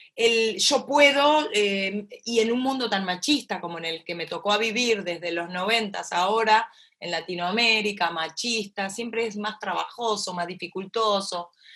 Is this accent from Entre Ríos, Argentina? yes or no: yes; Concordia, Entre Ríos, Argentina; yo mamé en Concordia, como bien me dijiste al principio, en mi tierra natal, en Entre Ríos, en Argentina, en la frontera con Uruguay, esta, familia que me crió, cómo me criaron, cerca del río